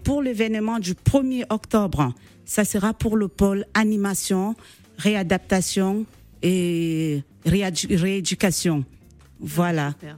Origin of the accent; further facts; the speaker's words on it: Cameroon; moved away; Je suis camerounaise